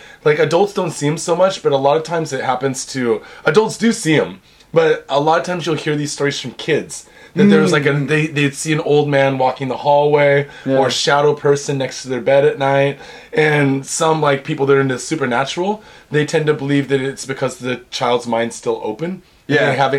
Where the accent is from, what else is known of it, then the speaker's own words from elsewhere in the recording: Pacific Northwest, United States; I grew up in the Northwest where you can pick mushrooms like out in the wild, right?